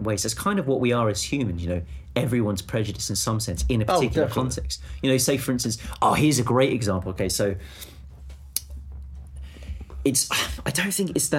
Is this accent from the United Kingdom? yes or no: yes; England, United Kingdom; as the English